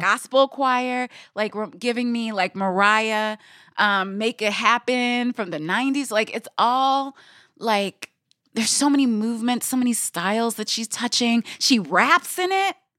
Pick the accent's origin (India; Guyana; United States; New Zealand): Guyana; I'm from Guyana